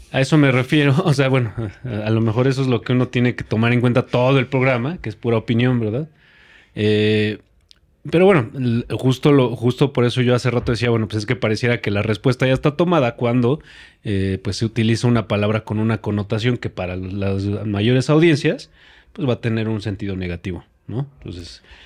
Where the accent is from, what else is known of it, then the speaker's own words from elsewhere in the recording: Mexico; nosotros como mexicanos